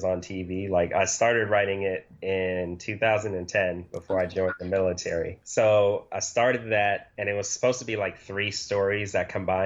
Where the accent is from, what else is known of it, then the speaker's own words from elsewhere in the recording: New York City, New York, United States; moved away as an adult; also born or lived in Georgia; I'm originally from the Bronx